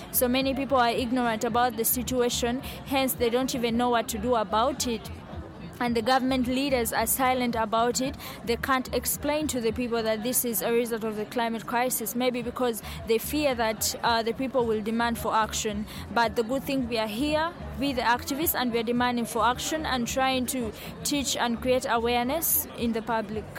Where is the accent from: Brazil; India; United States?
Brazil; I am from Brazil and I'm director of Lat 315